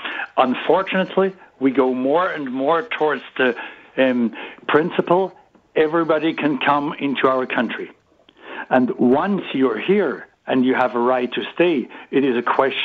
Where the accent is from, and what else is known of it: Switzerland; English is a second language